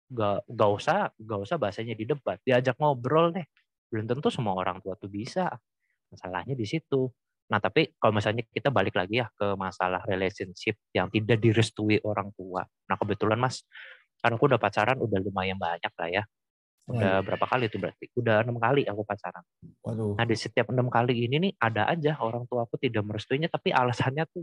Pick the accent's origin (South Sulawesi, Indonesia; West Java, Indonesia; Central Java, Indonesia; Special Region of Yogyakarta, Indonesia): West Java, Indonesia; Cirebon; kalau di kampung halaman aku tuh di ini Cirebon ada ada satu stigma bahwa yang mengatakan kalau orang Cina di Cirebon pasti saling mengenal.